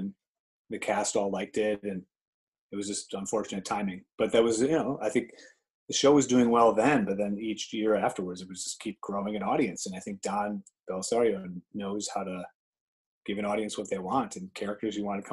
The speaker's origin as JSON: {"language": "English", "town": "Chicago", "region": "Illinois", "country": "United States", "tie": "born or raised there", "moved": "as an adult", "lives_now": "Los Angeles, United States", "said": "growing up in Chicago. I worked as a golf caddy for 10 summers before moving"}